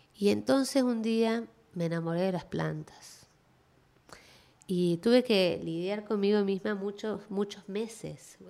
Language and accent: Spanish; Córdoba, Argentina; now in Miami, United States; yo nací en Córdoba, en Argentina, em, en las afueras de la ciudad